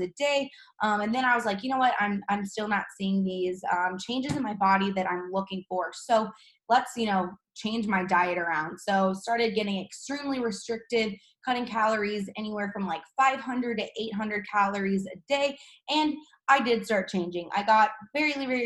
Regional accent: St. Louis, Missouri, United States; I'm from St. Louis, Missouri. I was born and raised

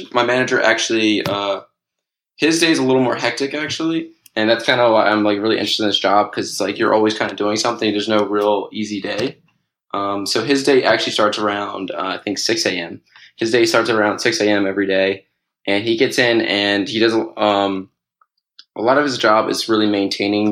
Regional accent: Pikesville, Maryland, United States; moved away as an adult; now in Los Angeles, United States; I'm in LA right now, but actually I'm originally from Pikesville, Maryland

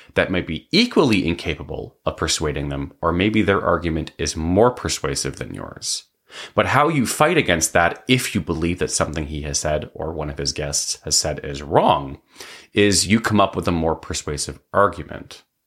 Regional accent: Canada

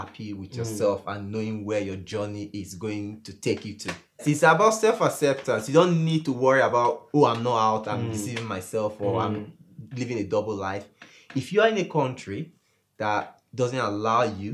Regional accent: Rivers State, Nigeria; I grew up in River State. We call it Gary, really.

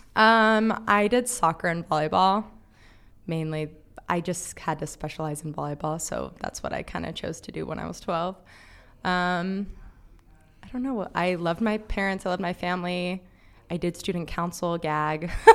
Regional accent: Palm Springs, California, United States; So I'm from Palm Springs, California

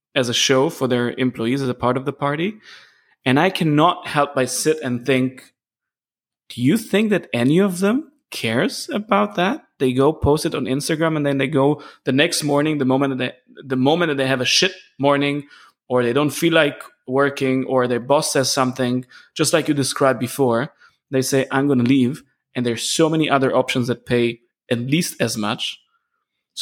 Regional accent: Israel; moved away as an adult; also born or lived in Munich, Germany; I moved back to Israel, which is my home country. And after 13 years in Munich

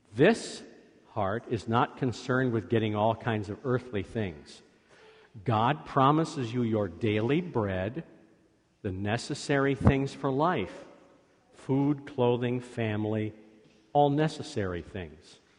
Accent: Scotland, United Kingdom; I am Scottish

